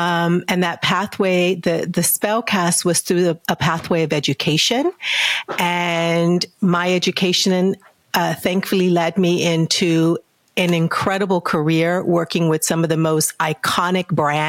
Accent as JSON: {"language": "English", "town": "San Antonio", "region": "Texas", "country": "United States", "tie": "born or raised there", "said": "And I grew up in San Antonio. I grew up in San Antonio, Texas."}